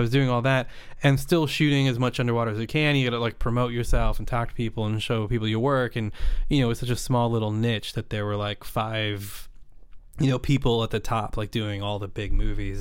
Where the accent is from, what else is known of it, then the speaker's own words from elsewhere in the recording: Napa Valley, California, United States; I grew up in Napa Valley